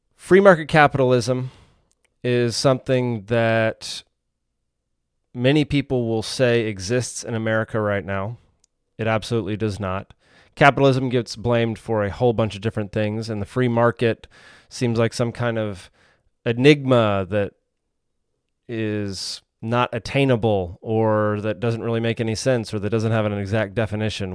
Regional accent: Dallas, Texas, United States; also born or lived in Savannah, Georgia; now in Georgia, United States; I grew up in Dallas, Texas

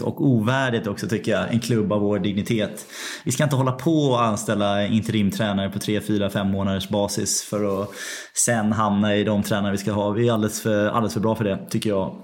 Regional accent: London, United Kingdom; Det är min hemstad. Men är, jag är ju en östra London-kille

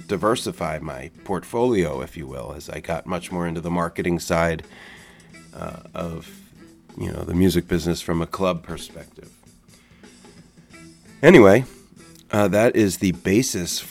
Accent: New Jersey, United States; also born or lived in Bay Area, California; now in San Francisco Bay Area, United States; my life is based in the Bay Area, but I'm from the Philadelphia area, South Jersey to be exact

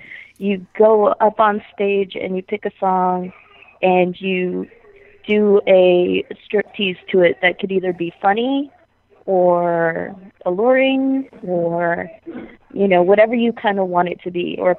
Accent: Nashua, New Hampshire, United States; also born or lived in Virginia; I was living in Virginia at the time, but I'm from Nashua, New Hampshire.

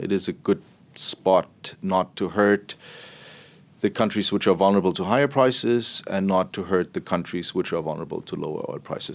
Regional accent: Berlin, Germany; moved away; I'm from Berlin

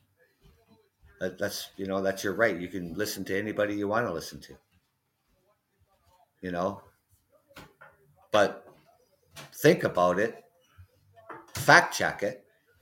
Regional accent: London, Ontario, Canada; I am from London, Ontario, Canada

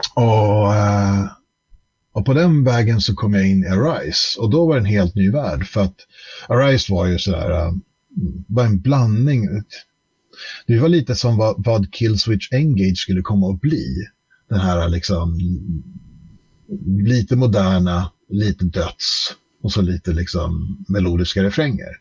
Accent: Stockholm, Stockholm County, Sweden; vi flyttade till Skarpnäck, eh, förort i Stockholm. 1984 eh, har jag för mig. Jag var fem år gammal

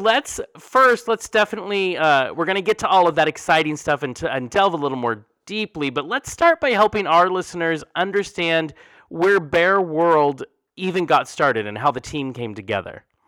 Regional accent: Oklahoma, United States; accent: southern; moved away; there's some southern in there, and I'm like, well, probably Oklahoma

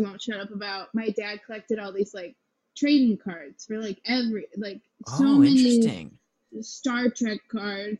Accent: Merritt Island, Florida, United States; moved away as an adult; also born or lived in New York; now in Los Angeles, United States; Merritt Island, Florida

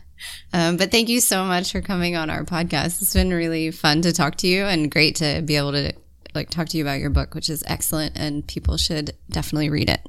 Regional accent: United Kingdom; I'm also British

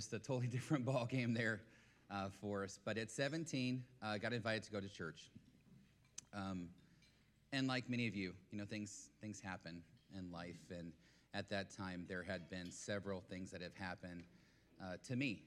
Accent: Dallas, Texas, United States; also born or lived in Oskaloosa, Iowa; 1,200 miles from home. I was from Dallas-Fort Worth, from Texas

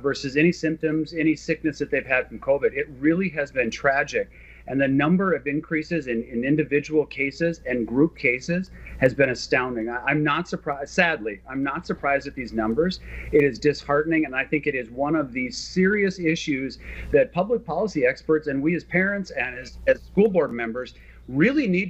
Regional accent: Minnesota, United States; It's great to be back in my home state

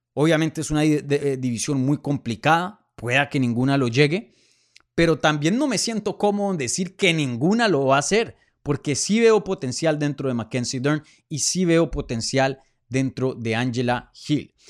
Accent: Colombia; moved away; regresar a mi tierrita

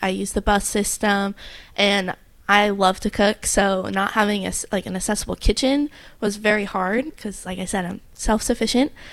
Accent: New Jersey, United States; now in Hawaii, United States; I'm from New Jersey

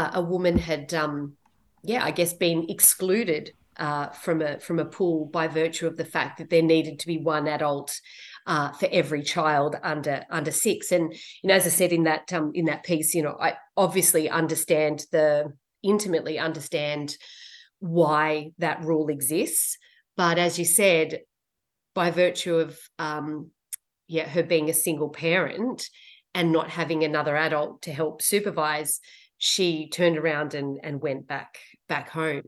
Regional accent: Sydney, New South Wales, Australia; I grew up in Western Sydney

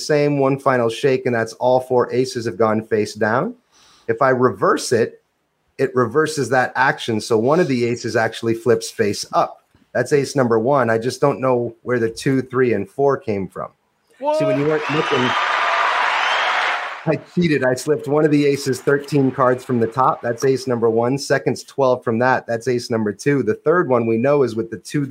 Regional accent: New Hampshire and Vermont, New England, United States; moved away as an adult; also born or lived in Covington, Louisiana; I come from New Hampshire and Vermont

